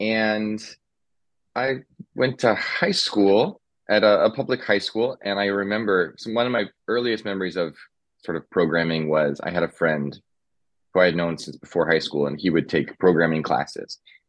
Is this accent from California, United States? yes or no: yes; Southern California, United States; moved away; also born or lived in New York City; I grew up in Southern California. I was the oldest of five kids. We were, we'll say lower middle class, maybe. Sometimes just touching on lower class, we were definitely struggling throughout my childhood